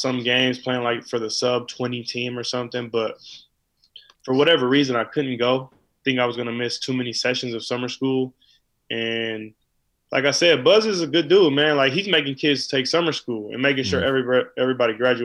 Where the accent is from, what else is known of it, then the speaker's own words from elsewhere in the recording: California, United States; I'm from California